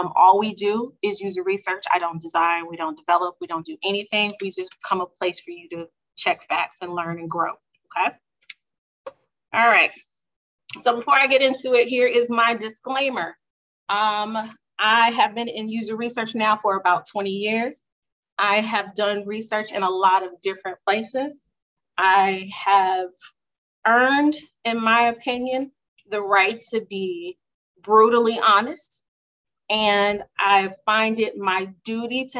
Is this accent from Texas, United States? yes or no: yes; Houston, Texas, United States; also born or lived in Dallas, Texas; I'm originally from Houston